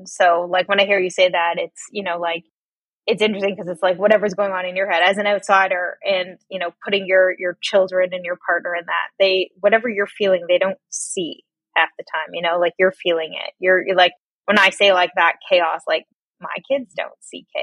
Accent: Toronto, Ontario, Canada; I was born in Toronto, Canada. I lived here all my life

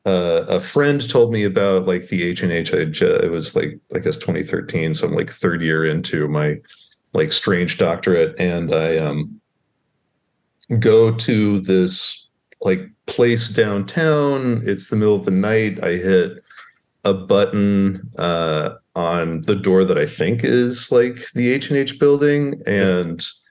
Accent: Waco, Texas, United States; now in Baltimore, United States; I grew up in Waco, Texas, which has no history or anything interesting to happen in that small town of Waco.

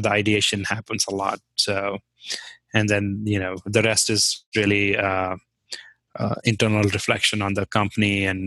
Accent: Jammu and Kashmir, India; first language Kashmiri; English is a second language; moved away as an adult; also born or lived in Kent State, Ohio, United States; now in Hudson, United States; I'm from Kashmir

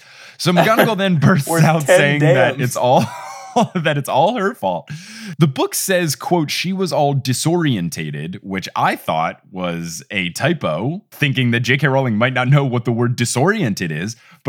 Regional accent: United States

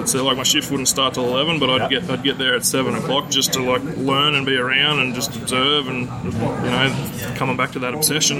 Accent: Australia; moved away as an adult; now in Toronto, Canada; born and raised in Australia.

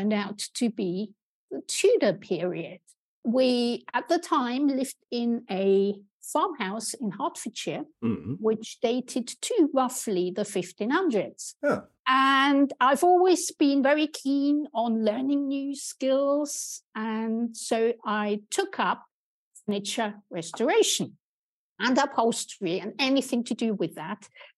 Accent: Austria; moved away as an adult; also born or lived in Germany; now in United Kingdom; I grew up in Austria, where I was also trained

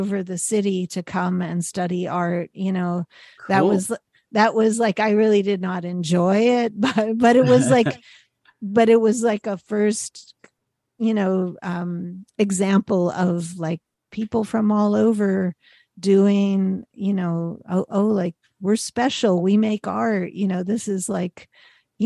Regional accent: Pittsburgh, Pennsylvania, United States; my hometown.

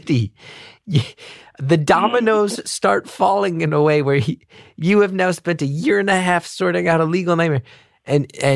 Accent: Northeast, United States; also born or lived in Los Angeles; now in New York, United States; I grew up in the Northeast

